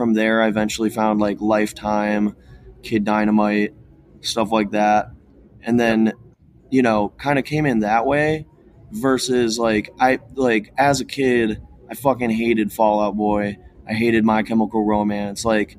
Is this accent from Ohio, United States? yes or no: yes; Cleveland, Ohio, United States; So like growing up in Cleveland, I definitely came into things a bit more on, you know, the more hardcore end of things.